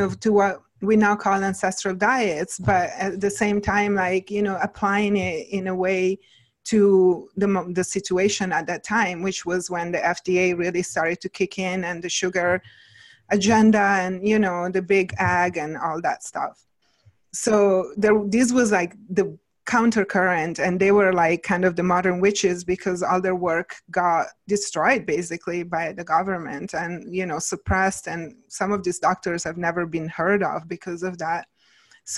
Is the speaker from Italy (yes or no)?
yes; Italy; moved away as an adult; now in Ojai, United States; I came when I was like 23 to the States. So it's been a minute, but at the same time I had, you know, my childhood and, you know, my younger years, I grew up in Italy